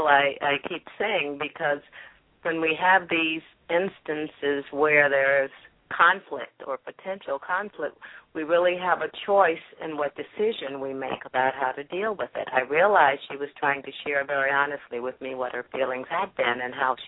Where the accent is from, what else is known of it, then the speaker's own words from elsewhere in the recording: Jacksonville, Florida, United States; growing up in North Florida in Jacksonville